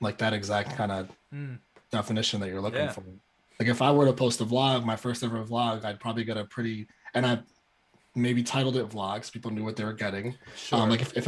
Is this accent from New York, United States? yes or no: yes; New York City, New York, United States; moved away as an adult; also born or lived in DC area; now in Washington DC area, United States; I'm from New York